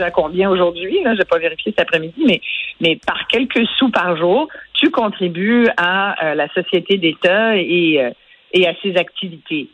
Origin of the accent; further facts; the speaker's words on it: Quebec, Canada; nous, au Québec